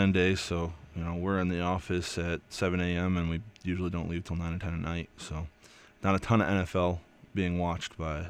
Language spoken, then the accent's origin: English; New York, United States; But I grew up in the Finger Lakes area of New York, very close to Western New York.